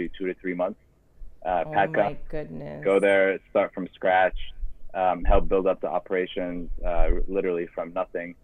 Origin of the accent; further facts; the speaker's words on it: San Diego, California, United States; moved away as an adult; now in Miami, United States; I grew up in San Diego on the other coast